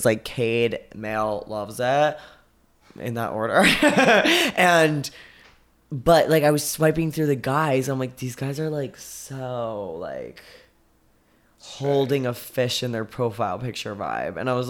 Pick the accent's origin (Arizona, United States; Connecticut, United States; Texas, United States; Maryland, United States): Arizona, United States; I was like 18 from Arizona